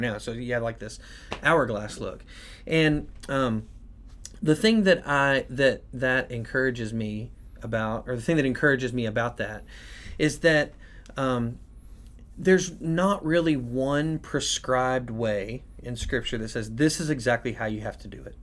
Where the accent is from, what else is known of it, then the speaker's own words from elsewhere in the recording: United States; us as American Christians